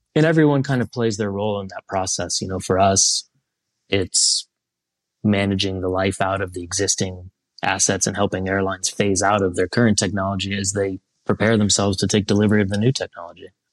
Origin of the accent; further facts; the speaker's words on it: Columbus, Ohio, United States; moved away as an adult; also born or lived in Europe; I grew up in Columbus, Ohio, right near, uh, a General Aviation Airport, Don Scott